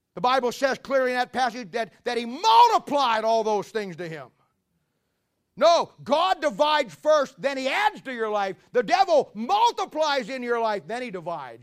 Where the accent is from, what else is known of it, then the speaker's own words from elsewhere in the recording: Ohio, United States; now in Kansas City, United States; I'm a Midwestern boy. Even before I lived here, I'm from Ohio.